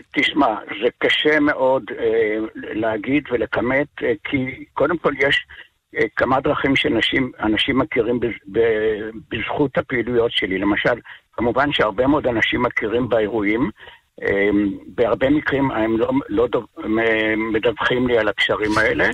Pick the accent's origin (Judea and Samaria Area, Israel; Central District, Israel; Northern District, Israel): Northern District, Israel; Kvutzat Kinneret; also born or lived in moshav near Tiberias; אני במקור מקבוצת כנרת